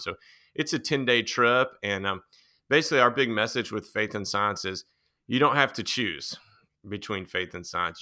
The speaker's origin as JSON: {"language": "English", "town": "Nashville", "region": "Tennessee", "country": "United States", "tie": "born or raised there", "said": "I grew up outside of Nashville, um, kind of in the country back then"}